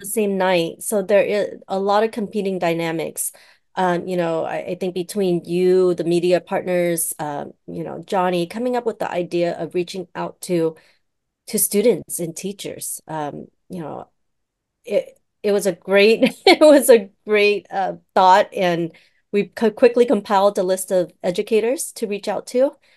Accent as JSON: {"language": "English", "country": "United States", "tie": "born or raised there", "said": "I was born here, right, in the States"}